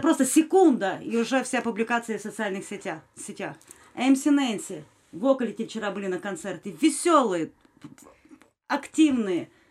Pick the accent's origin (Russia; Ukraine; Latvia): Ukraine; я украинка